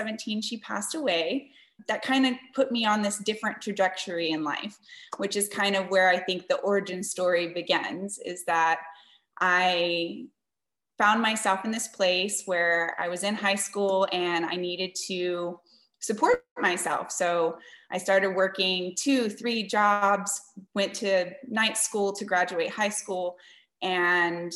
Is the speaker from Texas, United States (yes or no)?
yes; San Antonio, Texas, United States; I was born and raised in San Antonio, Texas.